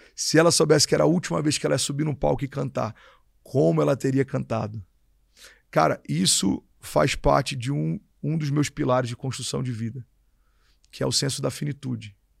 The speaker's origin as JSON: {"language": "Portuguese", "region": "Rio de Janeiro", "country": "Brazil", "tie": "born or raised there", "also_born_or_lived": "Miami, United States", "moved": "as an adult", "lives_now": "São Paulo, Brazil", "said": "Nasci no Rio"}